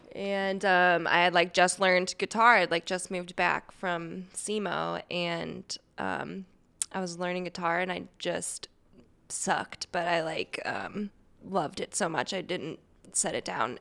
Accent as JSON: {"language": "English", "town": "St. Louis", "region": "Missouri", "country": "United States", "tie": "born or raised there", "said": "Here, Saint Louis."}